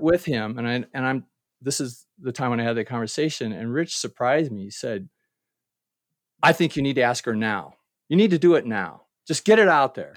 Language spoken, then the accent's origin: English; Ohio, United States; moved away as an adult; my hometown in Ohio